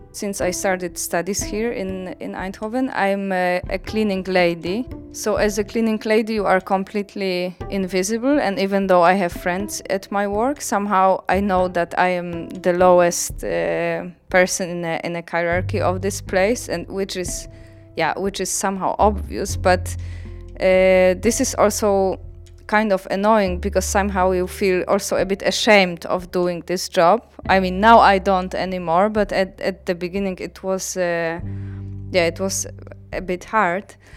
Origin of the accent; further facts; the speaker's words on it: Poland; English is a second language; moved away; I'm from Poland